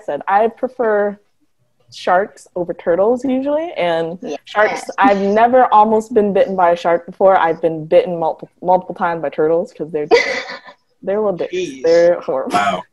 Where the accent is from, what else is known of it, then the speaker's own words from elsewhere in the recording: Detroit, Michigan, United States; I am originally from Michigan, Detroit specifically